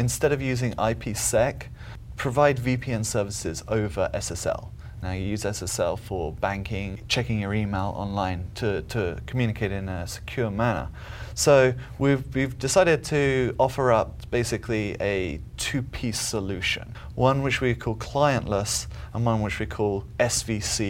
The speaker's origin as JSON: {"language": "English", "region": "England", "country": "United Kingdom", "moved": "as an adult", "lives_now": "United States", "said": "I'm from England originally. Been in the States for about 13 years. Still haven't lost it."}